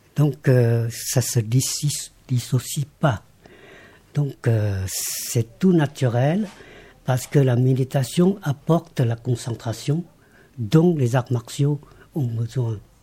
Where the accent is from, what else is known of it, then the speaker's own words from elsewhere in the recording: Laos; moved away as an adult; now in France; je suis né au Laos, je rappelle que j'ai quand même grandi jusqu'à euh, l'école secondaire, jusqu'au bac